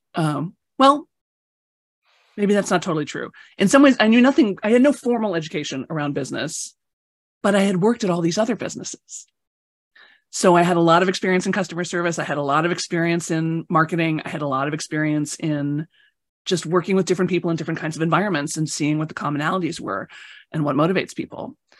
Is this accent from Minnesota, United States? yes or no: no; Chicago, Illinois, United States; I grew up in Chicago